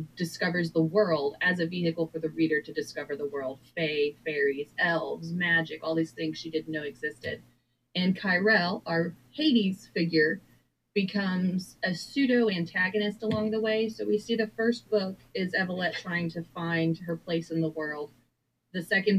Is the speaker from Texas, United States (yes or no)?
yes; Texas, United States; moved away as an adult; my hometown in Texas